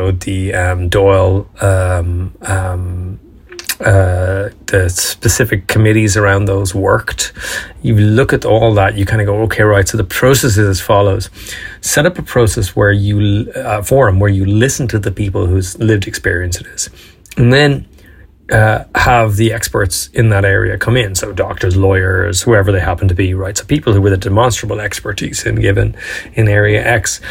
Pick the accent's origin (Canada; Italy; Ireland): Ireland; Dublin, Leinster; I'm even from Dublin, by the way. I mean, come on. This fucker's from South County Dublin.